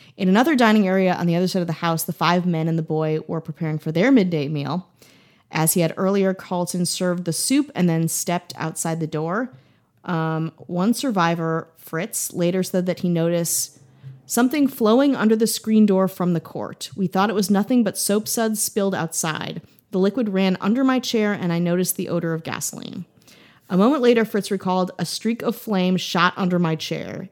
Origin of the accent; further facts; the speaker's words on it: Milwaukee, Wisconsin, United States; I'm from Milwaukee, which is about two hours away